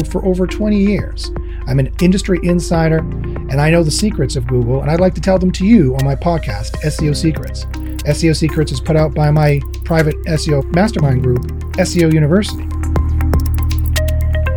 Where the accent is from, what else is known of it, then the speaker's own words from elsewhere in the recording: Canada; I'm Canadian